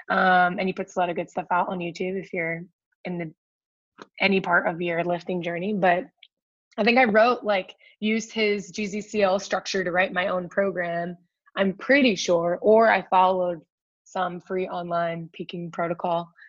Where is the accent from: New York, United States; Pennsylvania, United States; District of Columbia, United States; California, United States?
District of Columbia, United States; Washington; it was the american open in washington d.c so that was cool because it was a bit bigger of a meet too